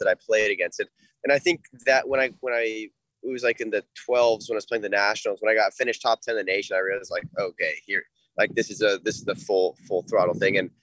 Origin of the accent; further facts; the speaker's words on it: Ventura County, California, United States; I grew up in Ventura County with since I was young